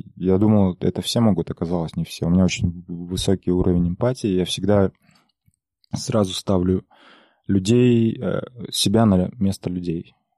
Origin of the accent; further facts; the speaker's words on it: Aktobe, Aktobe Region, Kazakhstan; я мало того, что из Казахстана, из провинциального городка Актюбинска, так я еще и казах